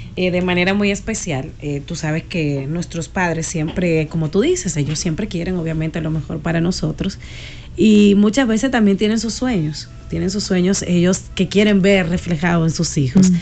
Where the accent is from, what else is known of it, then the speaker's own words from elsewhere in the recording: Sabana Grande de Boyá, Monte Plata, Dominican Republic; cuando era pequeña, yo soy de campo, o sea, yo nací en Sabana Grande de Boya, nosotros jugábamos al espectáculo con mis primos